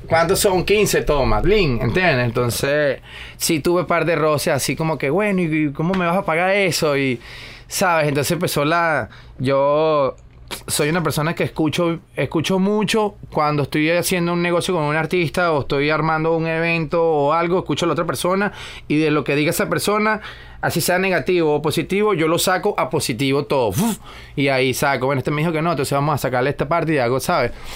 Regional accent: Venezuela; also born or lived in California; now in Miami, United States; de la misma zona de donde soy yo pero sí de las afueras de donde vivo yo en Venezuela

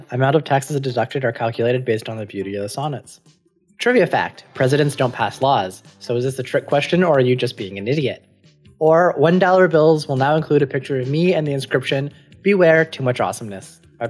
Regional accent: Canada; I'm from Canada.

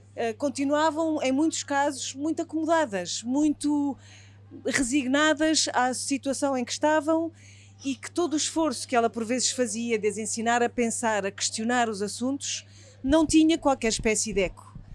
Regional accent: Portugal; sendo portugueses

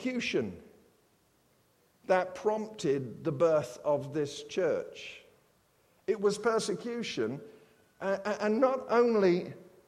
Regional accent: United Kingdom; I'm British

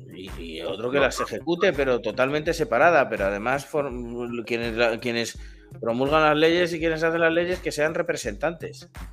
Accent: Spain; yo soy español, nací en España, me he criado en España, he crecido en España

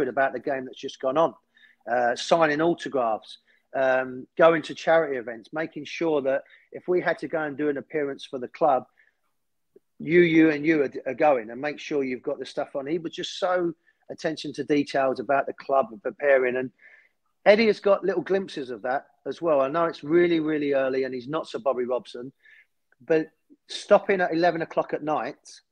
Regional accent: London, United Kingdom; when I was a young kid, I was born near Highbury

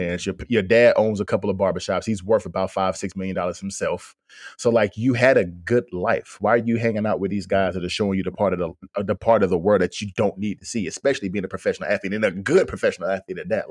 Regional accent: Fayetteville, North Carolina, United States; I'm from North Carolina. Me and D'Lo from Fayetteville

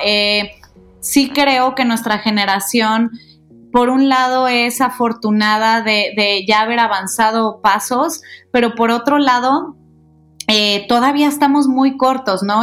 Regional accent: Guadalajara, Jalisco, Mexico; moved away as an adult; now in Mexico City, Mexico; nací ahí, crecí ahí, me encantó vivir en Guadalajara

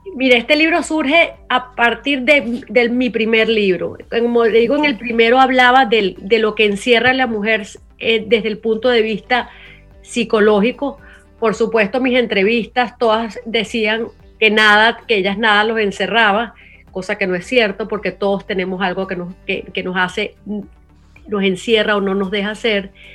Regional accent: Venezuela; now in United States; siendo venezolana, viviendo en Estados Unidos

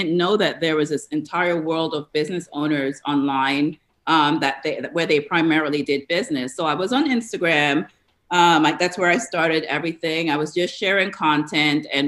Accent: New York, United States; moved away as an adult; also born or lived in Atlanta, United States; now in Tampa Bay, United States; I'm actually a New Yorker by where I grew up. I live in the Florida area now

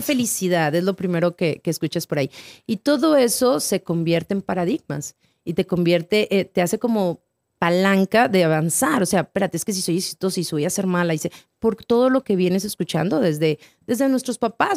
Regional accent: Torreón, Coahuila, Mexico; moved away as an adult; also born or lived in Guadalajara / Chihuahua; now in United States; Nací en Guadalajara, me crié en Torreón, viví en Chihuahua y luego brinqué el charco.

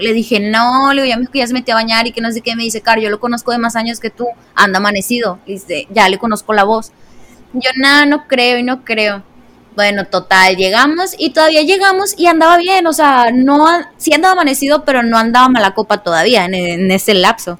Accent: northern Mexico, Mexico; siendo norteña

